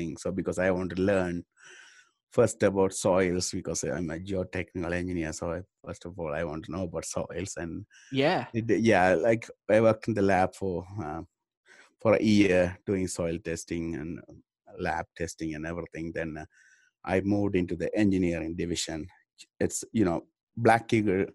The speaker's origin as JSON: {"language": "English", "country": "Sri Lanka", "also_born_or_lived": "Reno, Nevada", "moved": "as an adult", "lives_now": "United States", "said": "I am originally from Sri Lanka."}